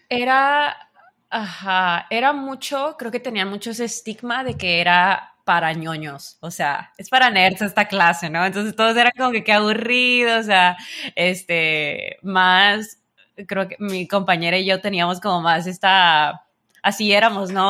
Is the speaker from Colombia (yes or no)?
no; Sinaloa, Mexico; otro mexicano